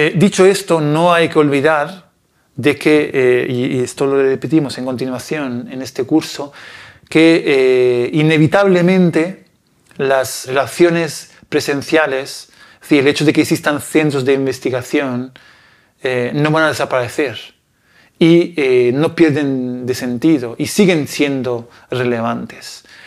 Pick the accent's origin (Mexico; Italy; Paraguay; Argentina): Italy; Spanish is a second language; moved away; yo soy de un, de un pequeño pueblo en Italia